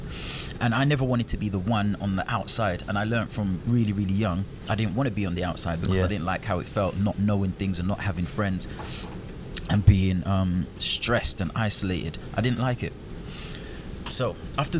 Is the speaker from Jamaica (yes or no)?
yes; Jamaica; I'm from Jamaica